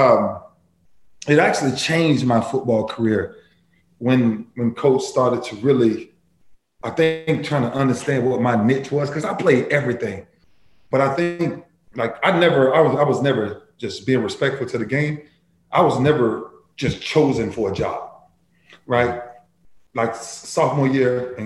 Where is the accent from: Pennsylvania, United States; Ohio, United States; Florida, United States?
Florida, United States; Lakeland; So I'm originally from Lakeland, Florida, right between Orlando and Tampa